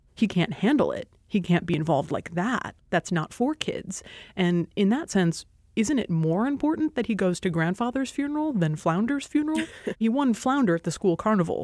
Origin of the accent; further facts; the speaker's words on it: Hawaii, United States; moved away as an adult; I grew up in Hawaii